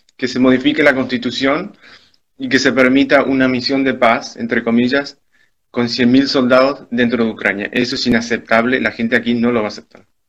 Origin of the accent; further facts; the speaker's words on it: Argentina; also born or lived in Spain; now in Ukraine; soy argentino y español